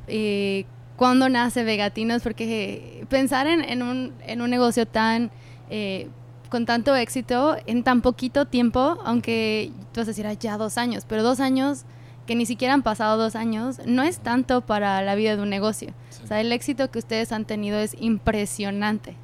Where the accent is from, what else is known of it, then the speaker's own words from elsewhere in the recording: United States; yo nací en Estados Unidos